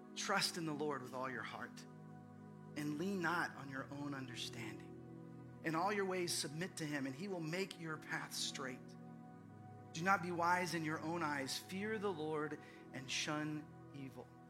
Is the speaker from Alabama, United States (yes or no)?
no; Fort Worth, Texas, United States; now in Austin, United States; I grew up in the Dallas Fort Worth area